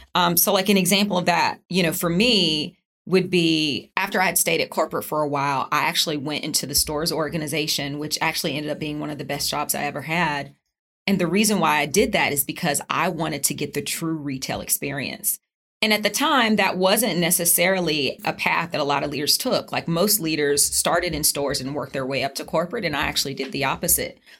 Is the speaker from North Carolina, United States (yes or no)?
yes; Charlotte, North Carolina, United States; moved away; I'm from Charlotte. Yes, my mom lived down the street.